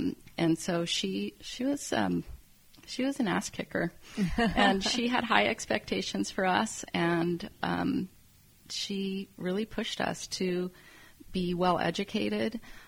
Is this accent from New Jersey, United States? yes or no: no; Texas, United States; first language Spanish; English is a second language; also born or lived in Tokyo, Japan / Berkeley, California; now in Napa, United States; I'm actually from Texas, but I live in Berkeley.